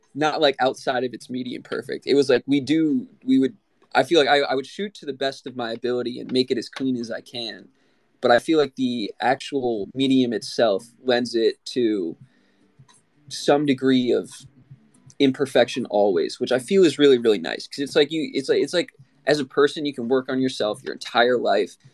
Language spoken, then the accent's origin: English; Maryland, United States; I'm from Maryland on the east coast of the United States.